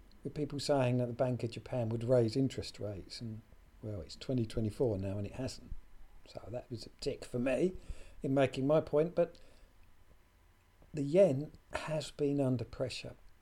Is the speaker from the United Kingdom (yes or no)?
yes; United Kingdom; my home country, the UK